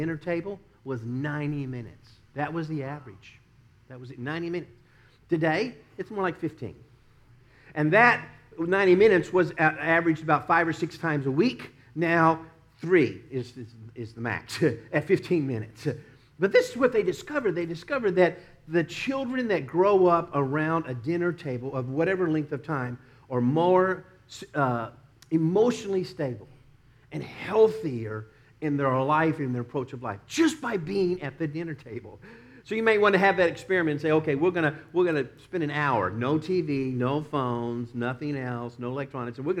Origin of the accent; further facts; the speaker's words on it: Dallas, Texas, United States; now in Tampa, United States; we'd be growing up in Dallas